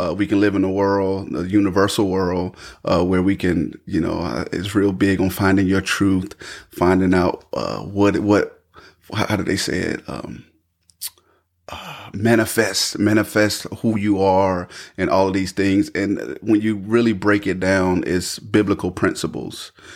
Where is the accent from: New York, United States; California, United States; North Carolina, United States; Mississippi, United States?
North Carolina, United States; Raeford; born and raised in Rayford, North Carolina. I still reside here in Rayford, North Carolina